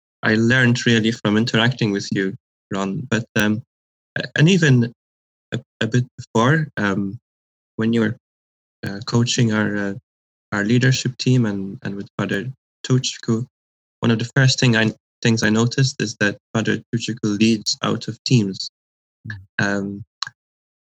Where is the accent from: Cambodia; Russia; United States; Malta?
Malta; moved away as an adult; also born or lived in Scotland; now in Halifax, Canada; I'm originally from Malta